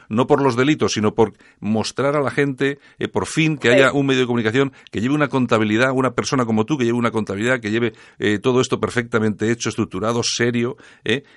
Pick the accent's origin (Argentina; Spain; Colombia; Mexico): Spain; los españoles somos 46 millones